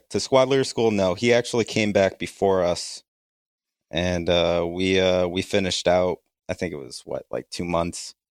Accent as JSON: {"language": "English", "region": "New York", "country": "United States", "tie": "born or raised there", "said": "We lived in three states before we moved back to New York."}